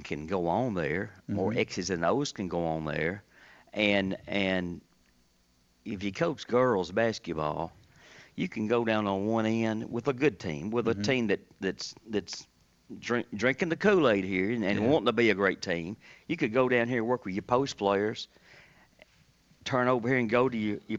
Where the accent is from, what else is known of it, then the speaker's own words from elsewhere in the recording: Lebanon, Tennessee, United States; growing up in Lebanon